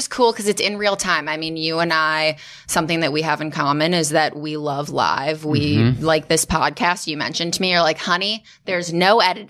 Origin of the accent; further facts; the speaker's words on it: Chicago, Illinois, United States; When I was four, I grew up in Chicago.